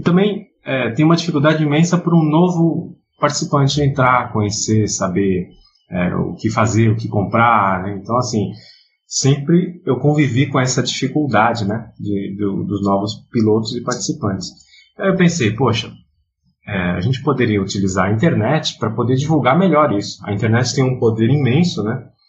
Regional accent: São Paulo, Brazil; now in Rio de Janeiro, Brazil; sou paulista, mas moro no Rio já há quase 20 anos

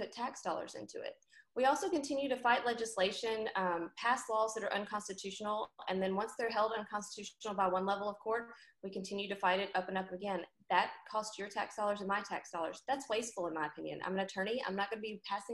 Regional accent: Memphis, Tennessee, United States; I live here, I work here, I'm from Memphis, my home is here

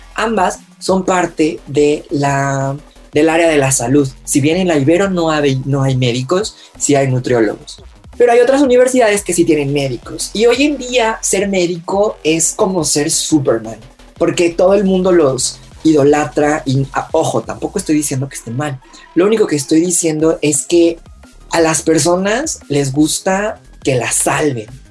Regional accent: Mexico; todos como mexicanos mexicanos que somos

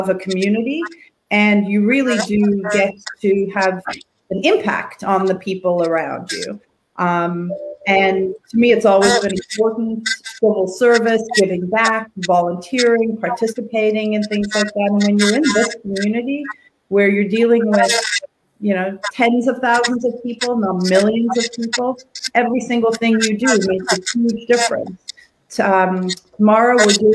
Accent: South Africa; also born or lived in Toronto, Canada; now in Collingwood, Canada; I grew up in South Africa

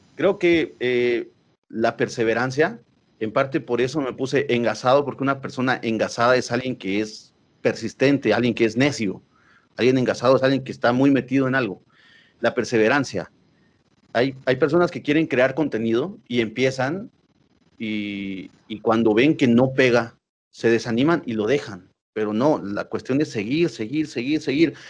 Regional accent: Quetzaltenango, Guatemala; now in Guatemala City, Guatemala; como nosotros somos de Shela

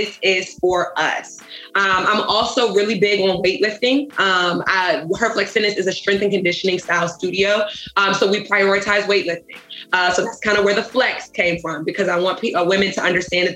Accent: Richmond, Virginia, United States; also born or lived in Chesterfield, Virginia; I'm originally from Richmond, Virginia

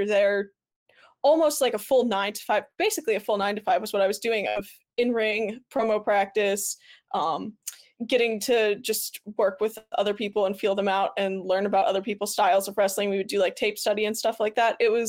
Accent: New Jersey, United States; Like I came from New Jersey.

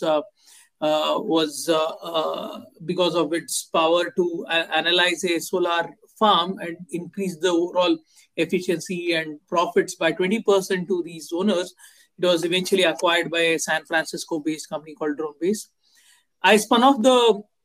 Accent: Bangalore, Karnataka, India; I grew up in Bangalore. I did most of my education here.

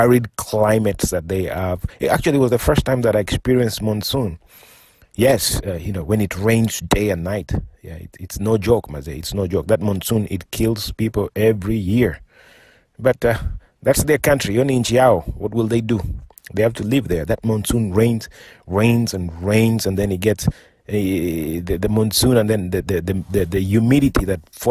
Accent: Mfangano Island, Homa Bay County, Kenya; moved away; also born or lived in Kisumu; I was born and raised in Fangano Island.

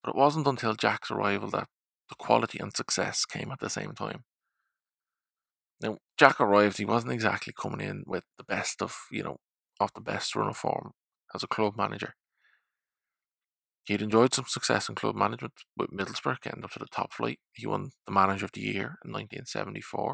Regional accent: Ireland; proud to be Irish

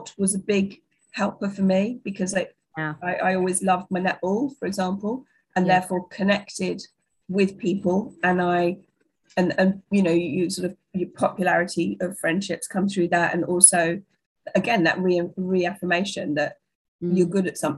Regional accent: Yorkshire and the Humber, United Kingdom; also born or lived in North London; I was born and brought up in North London and then I moved to Yorkshire when I was nine with my family and my dad's job.

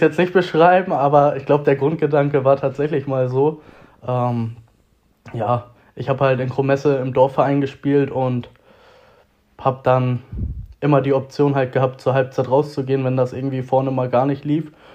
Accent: Reinfeld area, Schleswig-Holstein, Germany; born or raised there; moved away as an adult; now in Hamburg, Germany

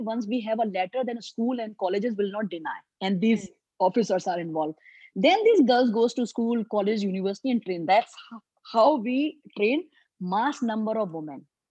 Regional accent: Agra, Uttar Pradesh, India; agra city which is my hometown

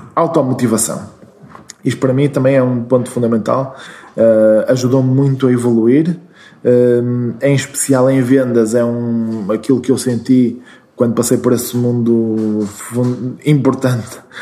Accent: Braga, Norte, Portugal; also born or lived in Porto; eu nasci em Braga, nasci no centro, mesmo no hospital que agora é um hotel, um, ehm, e uh, vivi sempre em Braga até à universidade

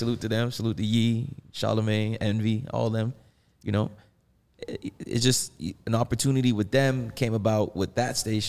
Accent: Bahamas; born there; We started off, I mean, I was born in the Bahamas.

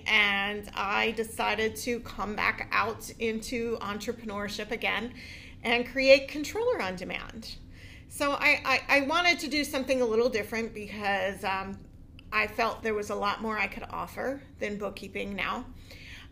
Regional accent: Pottstown, Pennsylvania, United States; also born or lived in Owen J. Roberts area; born and raised in Pottstown

